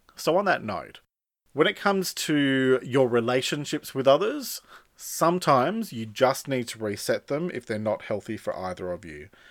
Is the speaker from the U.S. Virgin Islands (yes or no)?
no; Sydney, New South Wales, Australia; also born or lived in Melbourne; now in country New South Wales, Australia; I moved from outer western Sydney, where I grew up, to the heart of Sydney